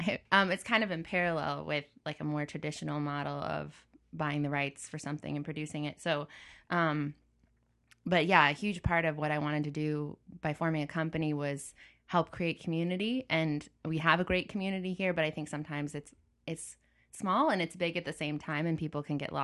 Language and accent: English; Champaign, Illinois, United States; I was fortunate to grow up in a university town, which is Champaign-Urbana.